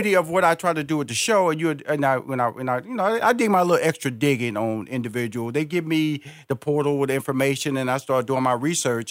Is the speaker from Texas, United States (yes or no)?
yes; Houston, Texas, United States; Okay, that's where I was born and raised. I went to elementary school in Fifth Ward, Texas.